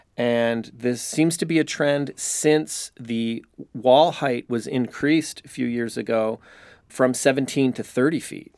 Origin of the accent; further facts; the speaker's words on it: Chicago, Illinois, United States; also born or lived in New York; now in San Diego, United States; I grew up in Chicago. I lived in New York.